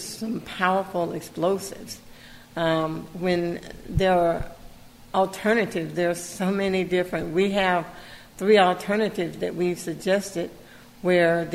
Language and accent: English; Gulfport, Mississippi, United States; I said I was from Gulfport, Mississippi.